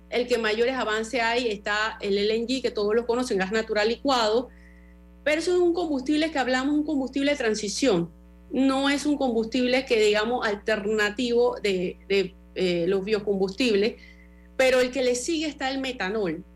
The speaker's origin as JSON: {"language": "Spanish", "country": "Panama", "said": "como panameños"}